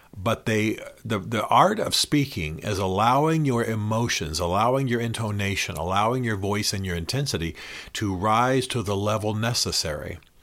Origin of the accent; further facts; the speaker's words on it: Tennessee, United States; also born or lived in Washington, D.C. / Nashville; I am from Tennessee, as you know. I lived in Tennessee for many years, and now I split my time between D C and Nashville